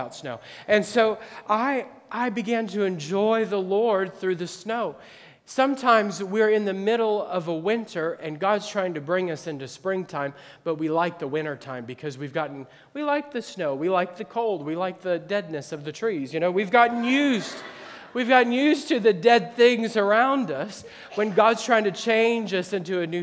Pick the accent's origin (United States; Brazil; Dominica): United States; Midwest; now in Akron, United States; I grew up in the Midwest